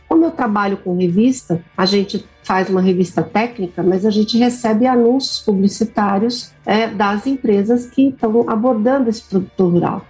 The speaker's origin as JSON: {"language": "Portuguese", "town": "Uberlândia", "region": "Minas Gerais", "country": "Brazil", "tie": "born or raised there", "said": "eu sou mineira de Uberlândia"}